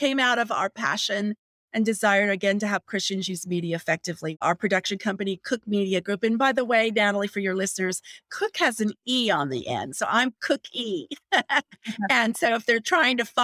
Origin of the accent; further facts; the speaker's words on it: Las Vegas, Nevada, United States; I grew up in Las Vegas, Nevada